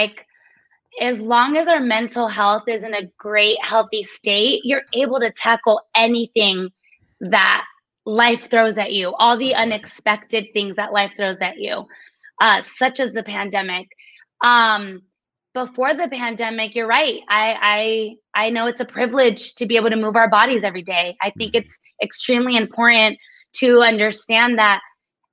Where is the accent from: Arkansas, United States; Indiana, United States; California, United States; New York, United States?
California, United States; San Diego; we're from San Diego, the outdoors, the beautiful parks